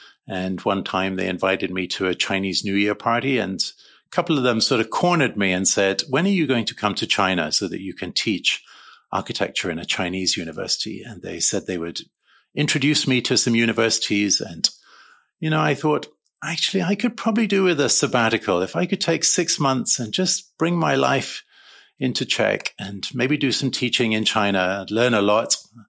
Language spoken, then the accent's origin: English; Uganda; moved away; also born or lived in London, United Kingdom; And so I was born in London. And at age 3 months, we flew to East Africa and began life in Uganda.